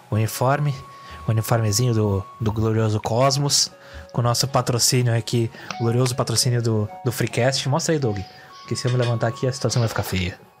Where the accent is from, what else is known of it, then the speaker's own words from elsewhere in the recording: Vacaria, Rio Grande do Sul, Brazil; sou de Vacaria. A cidade que, segundo o integrante, faz 12 graus no verão.